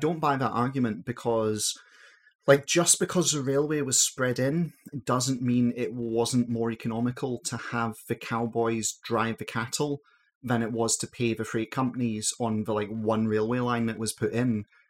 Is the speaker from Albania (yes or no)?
no; Glasgow, Scotland, United Kingdom; in Scotland, in, like, you know, the greater Glasgow region that I'm